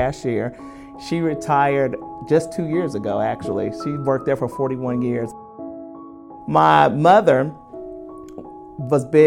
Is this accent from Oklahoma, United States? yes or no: yes; Oklahoma, United States; also born or lived in Memphis, Tennessee; I have been in Oklahoma. This will be year 45